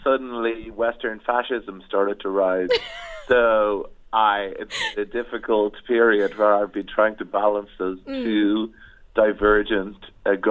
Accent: Ireland; I come from Ireland

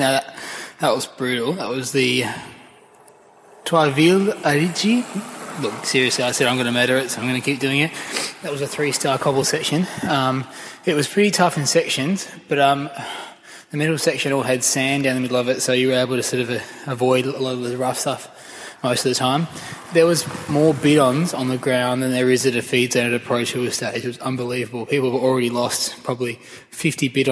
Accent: Australia; being an Australian

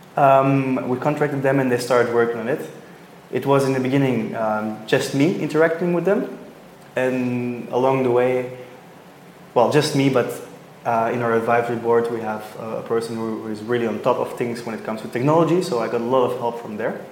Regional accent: Belgium; now in Sydney, Australia; I'm originally from Belgium, but now for a while in Sydney

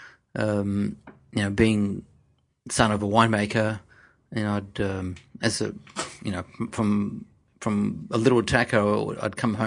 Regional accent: Riverland, South Australia, Australia; In the Riverland in South Australia, a small town called Murrook.

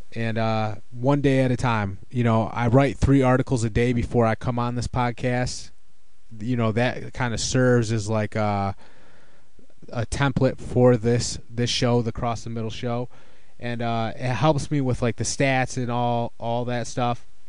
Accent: Detroit, Michigan, United States; I'm from Detroit

